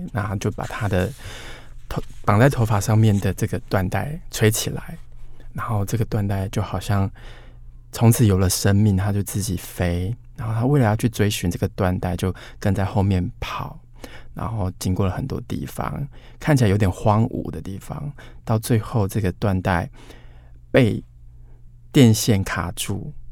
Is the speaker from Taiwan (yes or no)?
yes; Hanxi, Taichung, Taiwan; 韩熙也是在台中的，确实有一个这样的地方，我就在这里出生成长